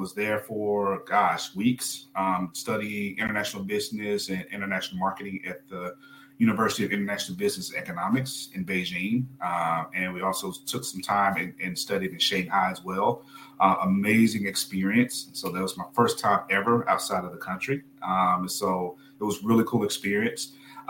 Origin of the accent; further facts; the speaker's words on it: Aberdeen, Mississippi, United States; So I'm originally from Mississippi, born and raised in a very small town in Northeast Mississippi called Aberdeen. Population probably less than 4,000, no Walmart, 2 stoplights, you know, fairly rural place, but it was home, right?